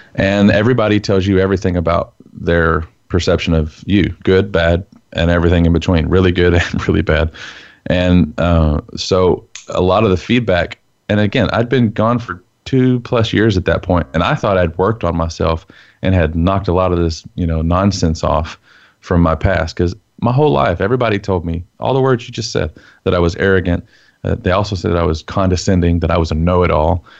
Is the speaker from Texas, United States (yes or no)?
yes; Texas, United States; as a Texan growing up in the Bible Belt, dad's a preacher